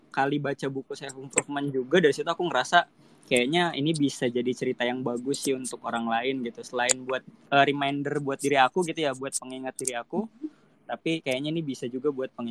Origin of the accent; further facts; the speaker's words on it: Jakarta, Indonesia; aku asli Jakarta Utara guys